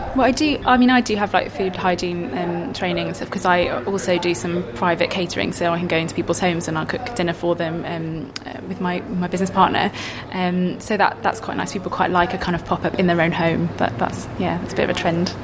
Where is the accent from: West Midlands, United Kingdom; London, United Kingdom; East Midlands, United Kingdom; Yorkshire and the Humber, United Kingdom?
East Midlands, United Kingdom; I'm from the East Midlands